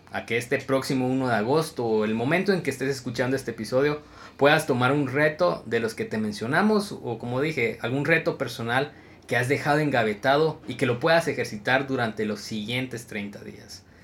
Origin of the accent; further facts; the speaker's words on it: Guatemala; me encontré con otro compatriota Chapín